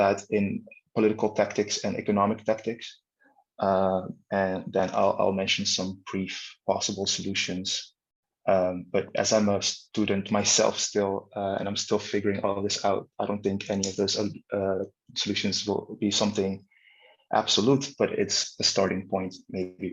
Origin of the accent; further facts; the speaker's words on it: Caribbean Netherlands; also born or lived in Netherlands / Leiden, Netherlands; I am born in the Netherlands, but I was raised on Bonaire.